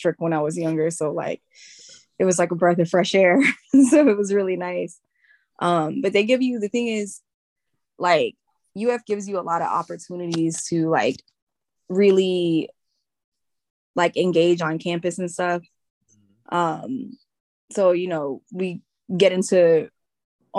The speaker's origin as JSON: {"language": "English", "town": "Jacksonville", "region": "Florida", "country": "United States", "tie": "born or raised there", "also_born_or_lived": "Philippines", "said": "So I'm originally from the Philippines. My mom immigrated here because, she wanted a better life and stuff. So she came here and then she brought us over after living here for a couple of years. So I've been here since I was like five. I've been in Duval my whole life. So I grew up in Jacksonville"}